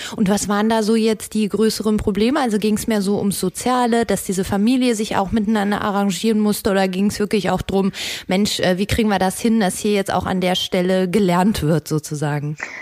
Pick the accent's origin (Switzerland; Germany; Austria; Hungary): Germany; North Rhine-Westphalia; Meine Heimat